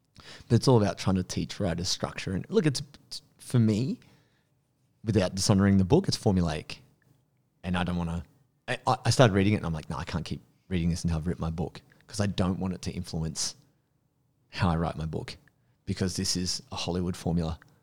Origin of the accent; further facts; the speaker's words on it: Penrith, New South Wales, Australia; I grew up in Penrith